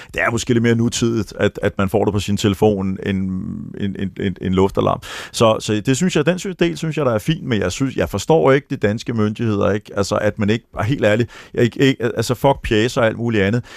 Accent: Denmark; also born or lived in Florida, United States; vi som danskere

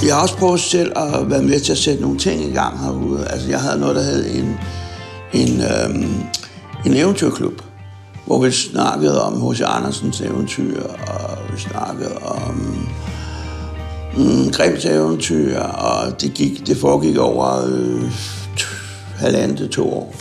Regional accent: Søborg, Capital Region of Denmark, Denmark; jeg er født i Søborg og, øh, for 60 år siden

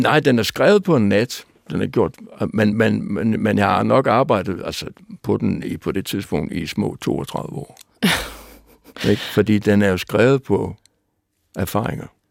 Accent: Aalborg, North Denmark Region, Denmark; Jeg var dreng i Aalborg

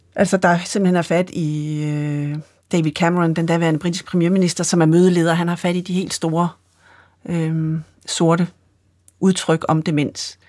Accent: Sønderho, Southern Denmark, Denmark; jeg kommer fra Sønderho på Fanø

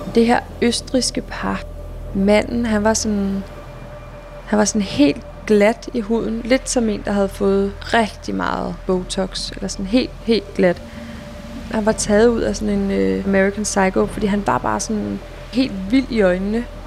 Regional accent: Denmark; hvor man er født og opvokset i Danmark

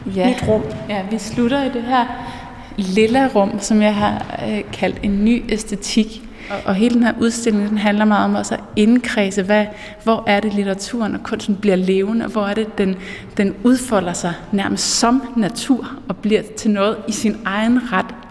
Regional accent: Mols Bjerge, Central Denmark Region, Denmark; jeg er vokset op i Molsbjerg

